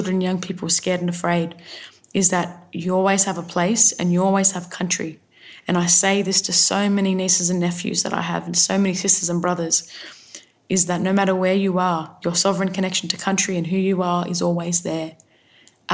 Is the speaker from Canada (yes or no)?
no; Sydney, New South Wales, Australia; My family come from the mid-north coast of New South Wales, and I've spent a lot of my time growing up on Gadigal country, the city of resistance